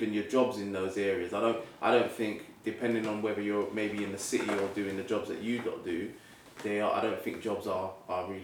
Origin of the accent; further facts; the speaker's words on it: London, United Kingdom; I grew up in North London, and I went to a school called Broomfield School, which is in the borough of Enfield